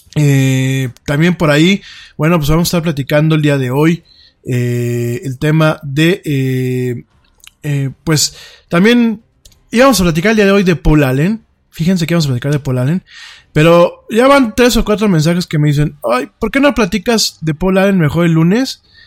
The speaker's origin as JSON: {"language": "Spanish", "country": "Mexico", "also_born_or_lived": "Spain", "said": "yo como mexicano"}